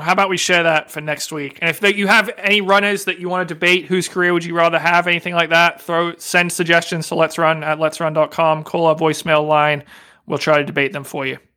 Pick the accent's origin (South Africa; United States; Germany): United States; Northeast; I'm from the Northeast